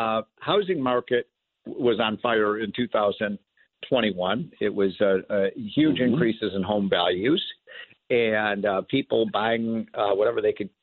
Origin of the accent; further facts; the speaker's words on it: Illinois, United States; my home state of Illinois